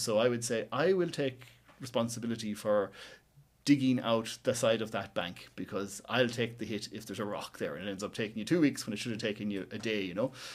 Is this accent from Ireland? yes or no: yes; West Cavan, Ulster, Ireland; moved away as an adult; now in Cork, Ireland; I'm from West Cavan, uh, up in the hills up there